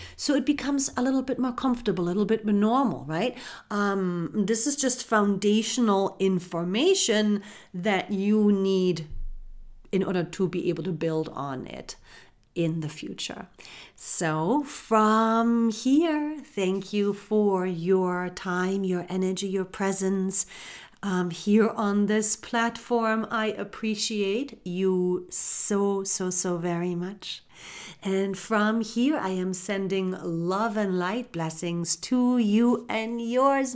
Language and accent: English; Germany; moved away; I was born and raised in Germany